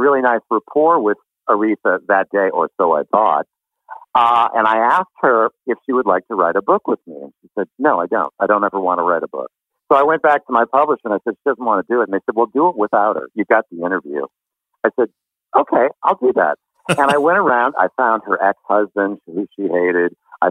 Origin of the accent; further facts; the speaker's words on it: Pontiac, Michigan, United States; I was born in Pontiac, Michigan, where you grew up.